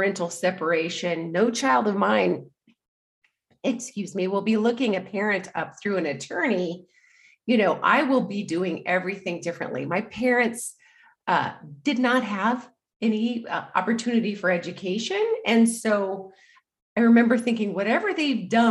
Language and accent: English; Anchorage, Alaska, United States; moved away as an adult; I grew up in Alaska, in Anchorage, Alaska. And in fact, I lived there until recently.